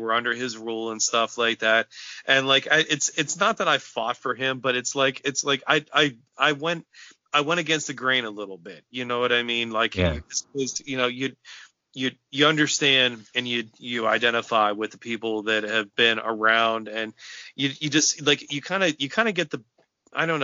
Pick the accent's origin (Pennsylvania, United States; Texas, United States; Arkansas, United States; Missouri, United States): Pennsylvania, United States; South Central; being from South Central Pennsylvania